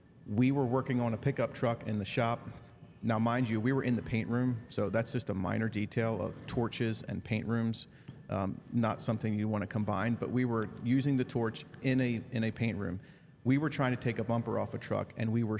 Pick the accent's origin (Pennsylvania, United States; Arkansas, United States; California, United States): Pennsylvania, United States; Lancaster County; we grew up in Lancaster County, Mennonite culture